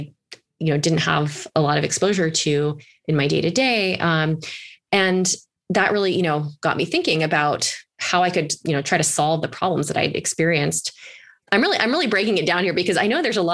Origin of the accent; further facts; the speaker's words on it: East Coast, United States; moved away as an adult; also born or lived in Alaska; I'm originally from the East Coast